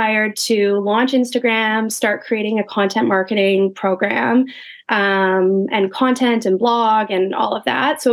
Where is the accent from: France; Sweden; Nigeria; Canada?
Canada; Winnipeg, Manitoba; moved away as an adult; now in New York, United States; growing up in Winnipeg, which Alia and I are both actually from Winnipeg